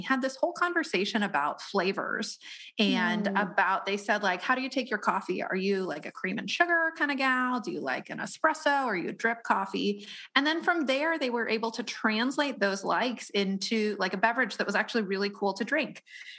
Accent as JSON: {"language": "English", "region": "Colorado", "country": "United States", "tie": "born or raised there", "said": "… and I grew up in Colorado"}